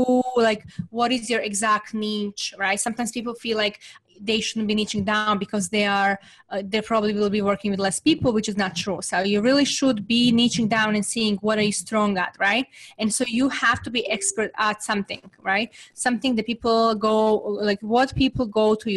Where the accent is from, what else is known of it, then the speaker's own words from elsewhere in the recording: Serbia; English is a second language; moved away as an adult; now in United States; growing up in Serbia, it was extremely difficult time